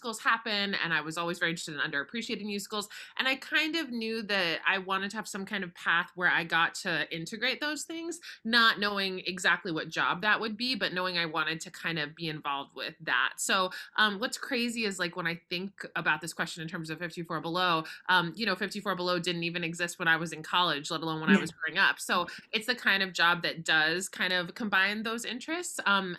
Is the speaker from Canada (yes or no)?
no; Boca Raton, Florida, United States; I grew up in Boca Raton, Florida, so very far away from Broadway